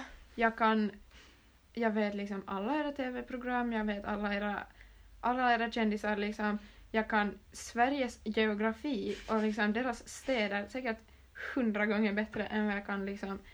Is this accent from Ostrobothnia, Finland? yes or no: yes; Ostrobothnia, Finland; jag är från Österbotten så får jag ju finlandssvenska